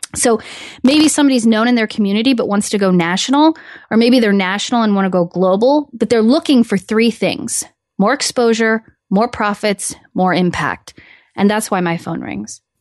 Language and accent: English; Midwest, United States; hometown, good old-fashioned, um, roots of the Midwest, hardworking people